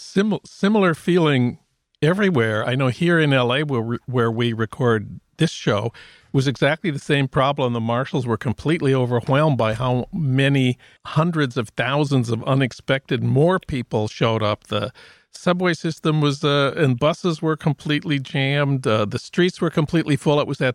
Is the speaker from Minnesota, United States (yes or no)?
yes; St. Paul, Minnesota, United States; now in Los Angeles, United States; That's news from my hometown of St. Paul.